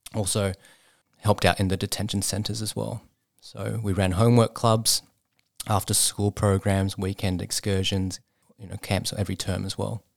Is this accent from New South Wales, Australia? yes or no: yes; Sydney, New South Wales, Australia; I was, um, raised in a suburb called Epping, up in the northwest of Sydney